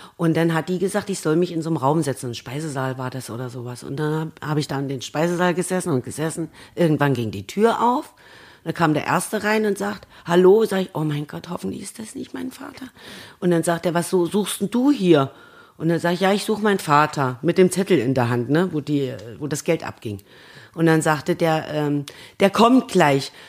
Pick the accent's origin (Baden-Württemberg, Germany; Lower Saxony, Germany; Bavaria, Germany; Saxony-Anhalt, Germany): Saxony-Anhalt, Germany; Annaburg; Bei uns in Annaburg